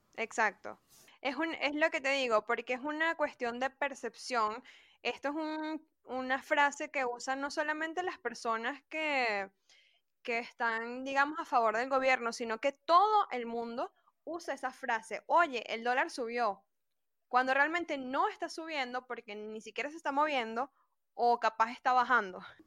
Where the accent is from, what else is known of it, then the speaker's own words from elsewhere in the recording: Venezuela; Yo soy venezolana